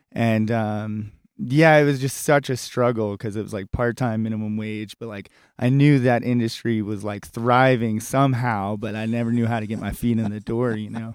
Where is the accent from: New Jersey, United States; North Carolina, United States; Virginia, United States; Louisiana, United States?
Virginia, United States; Richmond; my hometown of Richmond, Virginia